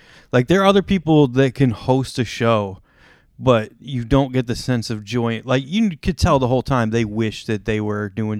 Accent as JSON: {"language": "English", "town": "Ansonia", "region": "Connecticut", "country": "United States", "tie": "born or raised there"}